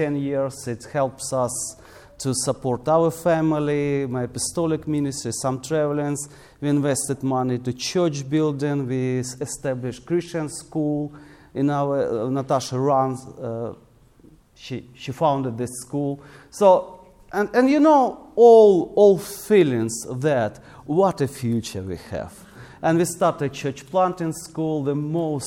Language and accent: English; Krasnyi Luch, Luhansk Oblast, Ukraine; this is my hometown there, Krasnoluch.